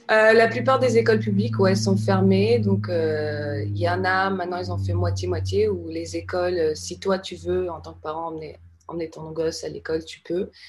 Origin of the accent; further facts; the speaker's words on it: France; now in United States; Non, non, non, je suis française. J'ai encore un visa de travail.